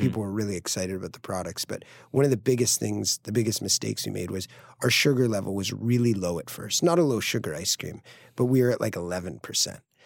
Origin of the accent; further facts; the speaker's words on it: Greenwich, Connecticut, United States; moved away as an adult; also born or lived in San Francisco / upstate New York / Brooklyn; Greenwich Point, where I grew up in Connecticut